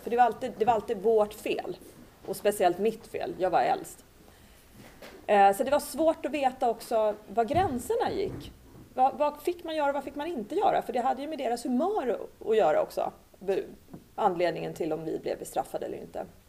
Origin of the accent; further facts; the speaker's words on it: Sweden; moved away as an adult; also born or lived in Cyprus; flyttade ut i en lägenhet i en förort och min mamma blev hemmafru. Och eh, den här miljön då som jag växte upp i med mina syskon